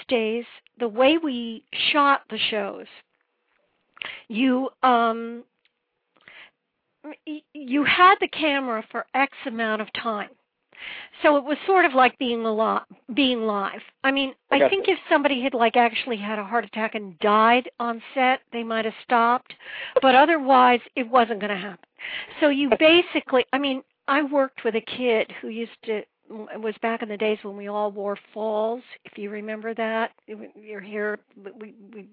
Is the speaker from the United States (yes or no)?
yes; Woodbridge, Connecticut, United States; moved away as an adult; also born or lived in New York; I was born in Woodbridge, Connecticut, which is outside New Haven.